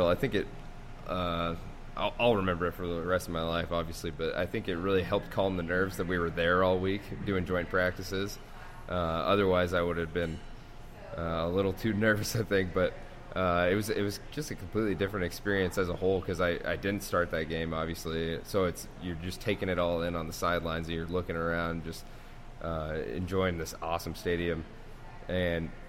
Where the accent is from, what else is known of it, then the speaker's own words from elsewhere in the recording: Spokane, Washington, United States; growing up in Spokane, I mean, you're hour 15, hour and 30 minutes from Washington State. So obviously that was that was our hometown team.